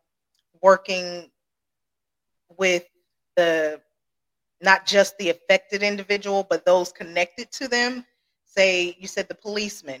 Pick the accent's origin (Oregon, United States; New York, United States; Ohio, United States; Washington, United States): Ohio, United States; I grew up in Ohio